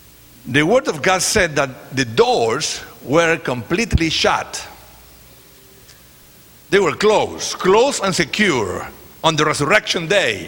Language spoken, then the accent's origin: English; Chile; English is a second language; moved away; also born or lived in California / Ecuador; I am from Chile. That's the last country, you know, south. I am from Chile